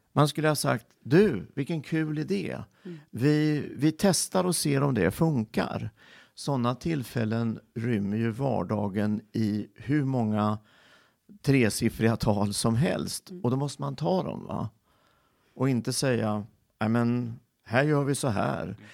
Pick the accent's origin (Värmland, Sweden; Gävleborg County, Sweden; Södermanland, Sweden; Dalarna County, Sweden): Värmland, Sweden; Filipstad; moved away; also born or lived in Örebro / Kisa / Linköping; jag föddes i Filipstad